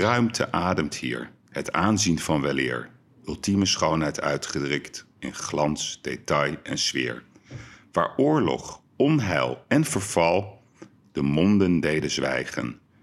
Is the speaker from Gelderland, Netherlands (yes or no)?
no; Amsterdam, North Holland, Netherlands; Wij zijn Amsterdammers